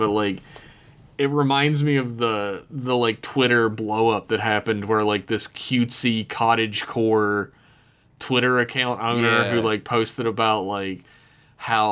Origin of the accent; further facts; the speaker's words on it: United States; our entire country is built on it was built on slavery